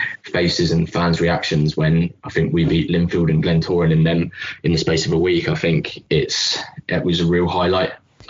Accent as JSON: {"language": "English", "region": "England", "country": "United Kingdom", "lives_now": "Larne, United Kingdom", "said": "I think I came from England and I've lived in Larne now for 2-3 years"}